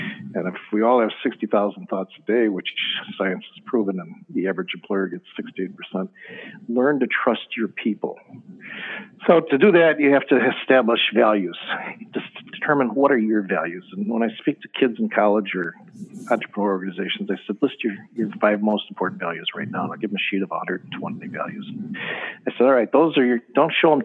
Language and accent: English; Chicago, Illinois, United States; I'm from Chicago